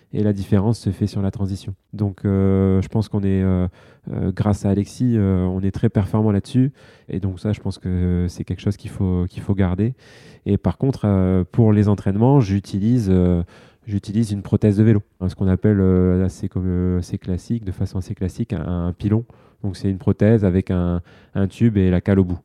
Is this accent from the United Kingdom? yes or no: no; France; en tant que Français